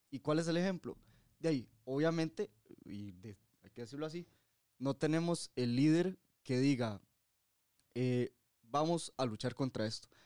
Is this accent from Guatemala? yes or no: no; Costa Rica